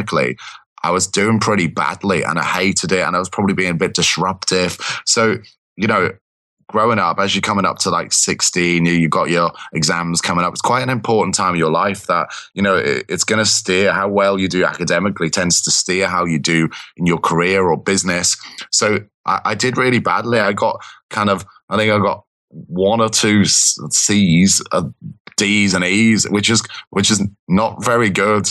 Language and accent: English; Liverpool, North West England, United Kingdom; moved away as an adult; now in London, United Kingdom; I grew up in Liverpool, kind of that. So born and bred, kind of.